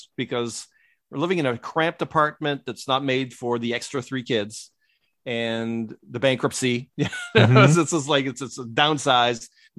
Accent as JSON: {"language": "English", "region": "Quebec", "country": "Canada", "tie": "born there", "said": "And then so you get a lot of Quebecers. And I was born in Quebec."}